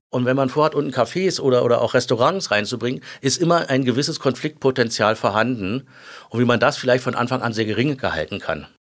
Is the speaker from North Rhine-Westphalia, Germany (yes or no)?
no; Berlin, Germany; also born or lived in Lankwitz, Berlin / Glienicke/Nordbahn, Brandenburg; Ich bin ja, wie gesagt, der geborene Zehlendorfer. Ich bin in Düppelsüd aufgewachsen, also genau gegenüber von Kleinmachnow